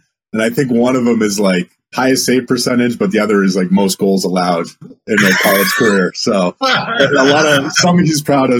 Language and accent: English; New England, United States; also born or lived in Wisconsin, United States; I was born in Wisconsin, lived there until 1990, so first 5 years of my life, and then we moved back to New England.